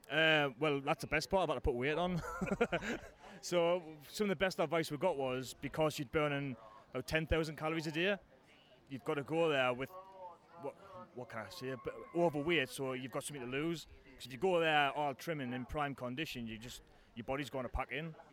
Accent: Farringdon, North East England, United Kingdom; now in Manchester, United Kingdom; Yeah, yeah, uh, born and raised in Farringdon all my life, uh, pretty much. But I've lived in uh, Manchester for the past 10 years, so it's nice to be home for

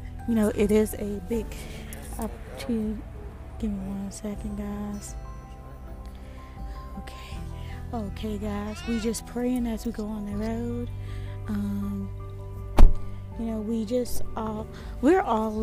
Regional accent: Indiana, United States; moved away; my hometown, Indiana

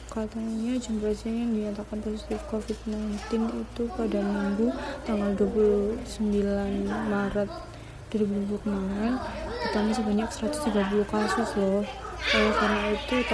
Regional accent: Surabaya, East Java, Indonesia; Eh, uh, saya asli Surabaya. Saya dari Universitas Dinamika.

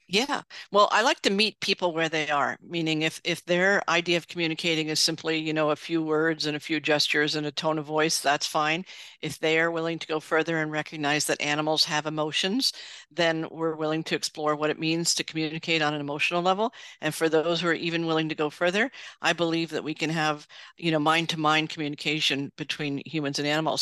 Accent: New York City, New York, United States; I grew up in New York City

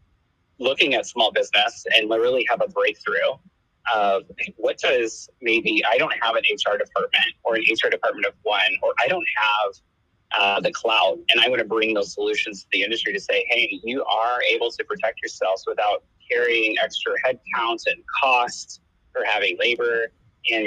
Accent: St. Louis, Missouri, United States; moved away as an adult; now in Kansas City, United States; I'm not from Kansas City. I'm actually from St. Louis, Missouri. But I've been in Kansas City since 2016

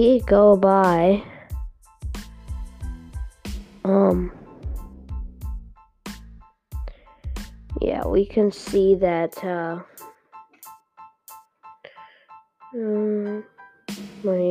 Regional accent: Canada; I'm from Canada

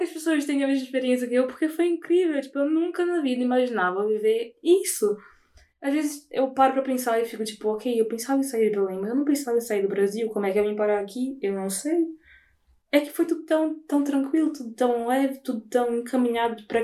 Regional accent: Portugal; now in Brazil; primeiro sendo português, é totalmente diferente. Eu falo ia.

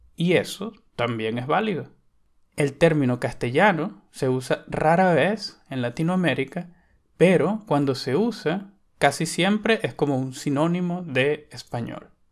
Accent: Venezuela; Venezuela, mi país

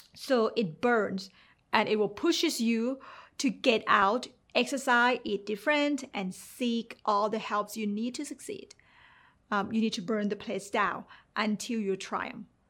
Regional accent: Thailand; English is a second language; moved away; growing up in Thailand

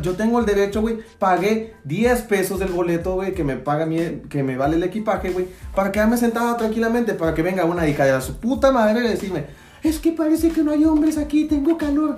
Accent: Mexico; como mexicanos

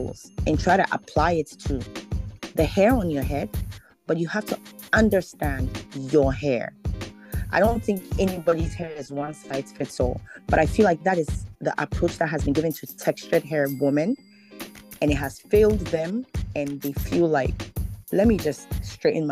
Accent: Ghana; moved away; I'm Ghanaian. I'm from Ghana, West Africa.

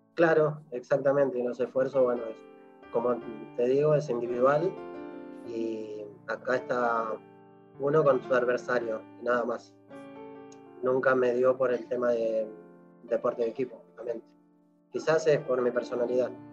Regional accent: Buenos Aires, Argentina; also born or lived in La Tosca, Santa Fe / San Antonio Obligado, Santa Fe; terminé, bueno, acá en Buenos Aires, la cual, eh, obviando un poco los años, este, empecé los estudios en el Colegio Santa Cecilia

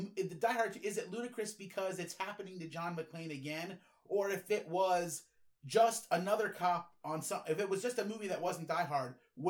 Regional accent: New Hampshire, United States; Well, I'm from New Hampshire.

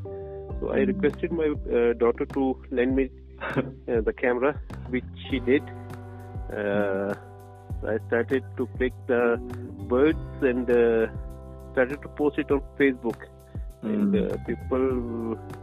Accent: Srinagar, Jammu and Kashmir, India; I'm born and brought up in Srinagar, Kashmir.

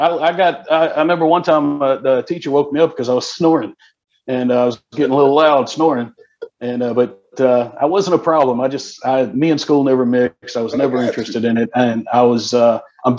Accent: Columbia, South Carolina, United States; also born or lived in Las Vegas; I am from Columbia, South Carolina

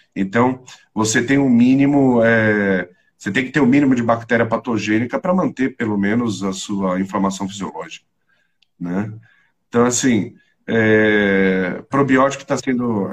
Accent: São Paulo, Brazil; eu sou paulistano, nasci na Beneficência Portuguesa, bem no centro de São Paulo

